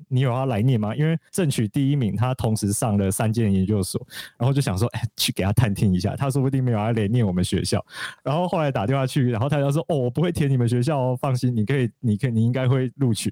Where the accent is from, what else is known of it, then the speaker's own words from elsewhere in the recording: Alishan, Chiayi County, Taiwan; moved away; 三啊，它其实就是我成长的地方嘛。然后虽然在山下念书跟工作超级多年